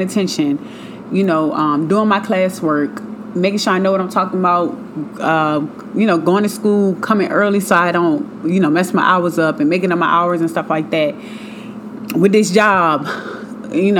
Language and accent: English; Richmond, Virginia, United States; moved away; I'm from Richmond, Virginia. That's where I moved from, born and raised